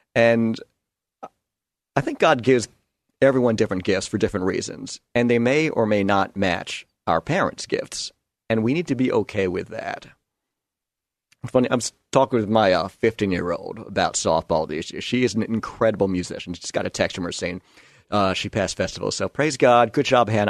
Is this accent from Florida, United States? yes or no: no; New York, United States; moved away; am a New Yorker. I grew up a Yankee fan